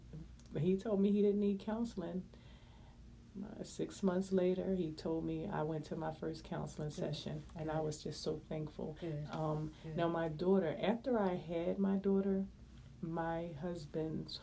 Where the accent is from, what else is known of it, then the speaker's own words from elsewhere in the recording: Philadelphia, Pennsylvania, United States; I'm born and raised in West Philadelphia